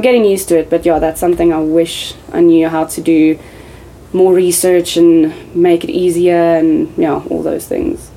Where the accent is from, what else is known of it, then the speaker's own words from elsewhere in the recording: South Africa; I'm South African